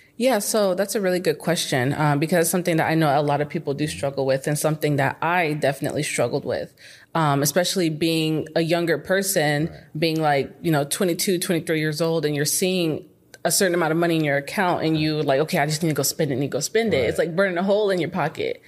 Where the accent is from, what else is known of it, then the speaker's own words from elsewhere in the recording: Phoenix, Arizona, United States; moved away as an adult; now in Dallas, United States; I'm from Arizona. Okay. Phoenix, Arizona. I grew up there my whole life